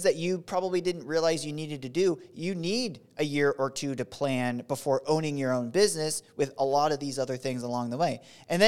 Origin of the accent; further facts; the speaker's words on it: Fort Benning, Georgia, United States; born there; I was born in Fort Benning.